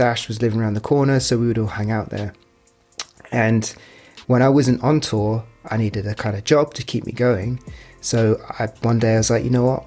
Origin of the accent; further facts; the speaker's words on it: United Kingdom; also born or lived in London; being British